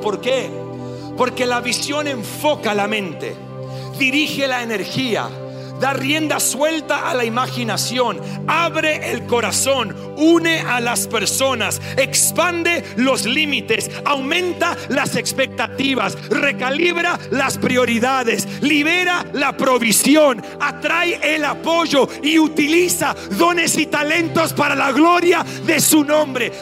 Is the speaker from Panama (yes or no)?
no; Australia; first language English; Spanish is a second language; moved away as an adult; also born or lived in Sydney, Australia; now in Argentina; el inglés es nuestro primer idioma. Sé que se dan cuenta que soy australiano